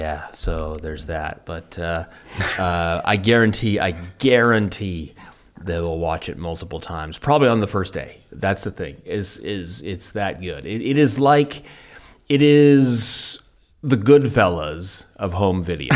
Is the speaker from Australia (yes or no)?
no; Vancouver, British Columbia, Canada; I'm from the hard scrabble streets of, of Vancouver, and that's how we speak.